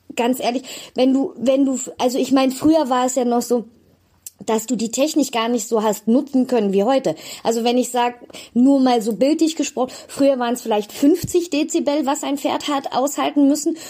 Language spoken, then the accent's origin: German; Bonn, North Rhine-Westphalia, Germany; moved away; also born or lived in Cologne; Ich bin geboren in Bonn-Beul und habe sehr lange in Köln gewohnt